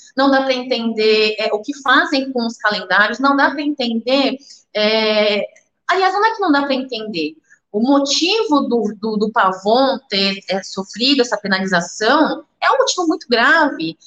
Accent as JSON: {"language": "Portuguese", "country": "Brazil", "tie": "born or raised there", "said": "é o país onde eu nasci, é o país onde eu vivo"}